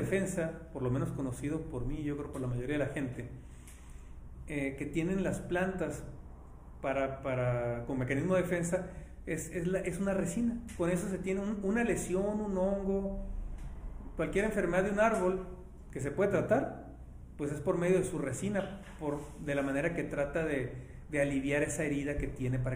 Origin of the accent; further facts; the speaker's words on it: Ciudad Obregón, Sonora, Mexico; soy de Obregón